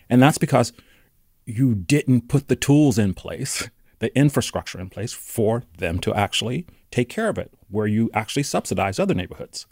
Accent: Charlotte, North Carolina, United States; now in Oakland, United States; growing up in North Carolina

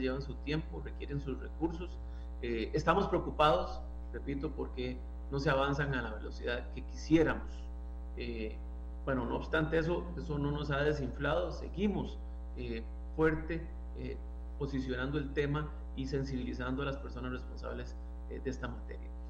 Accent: Costa Rica; como costarricenses

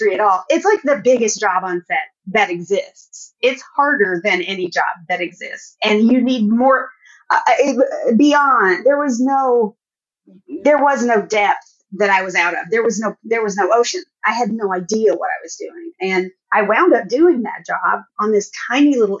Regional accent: Arkansas, United States; I did grow up in Arkansas, in a town of about 3,000 people with one stoplight

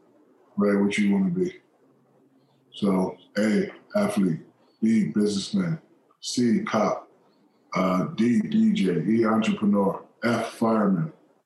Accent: San Antonio, Texas, United States; I grew up in San Antonio, Texas.

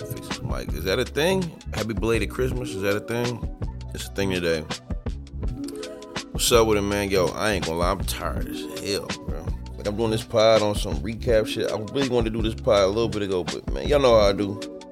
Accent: Vallejo, California, United States; I'm from Vallejo

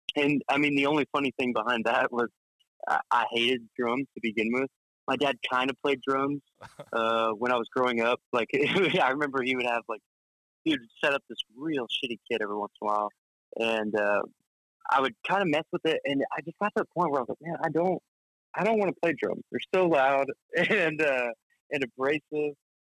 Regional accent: Norman, Oklahoma, United States; growing up in Norman, at least for me, like, I grew up in a pretty small environment, kind of outside of the town, in a little country area

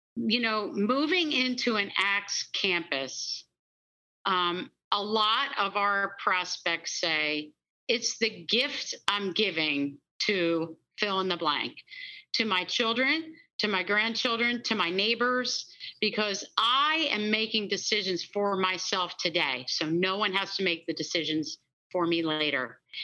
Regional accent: Pennsylvania, United States; born and raised in Pennsylvania

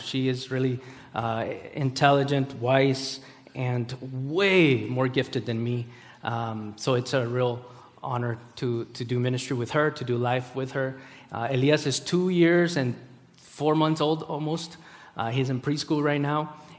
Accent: Costa Rica; born there; I was born in Costa Rica. My parents are from Peru. I'm a missionary kid. I'm a pastor's kid. I'm really messed up because I've moved and I find home in multiple places and yet none.

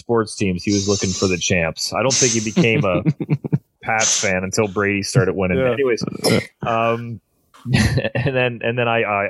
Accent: Ontario, Canada; because I'm from Ontario, I have to cheer for the Leafs.

